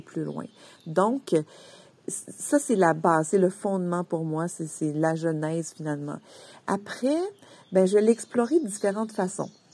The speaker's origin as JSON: {"language": "French", "region": "Quebec", "country": "Canada", "tie": "born or raised there", "said": "je viens du Québec et ma famille vient d'une région rurale, donc agricole"}